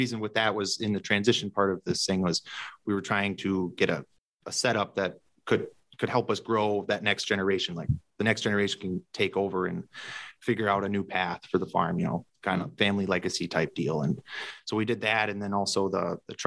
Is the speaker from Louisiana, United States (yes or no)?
no; Lena, Illinois, United States; I'm from Lena, Illinois area. And so it's just south of the Wisconsin border, a little bit in northwest Illinois. Currently live on and grew up on a family hog operation mainly